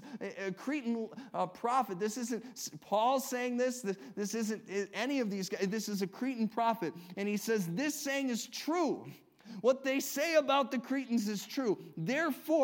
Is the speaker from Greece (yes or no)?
no; Illinois, United States; I come from Illinois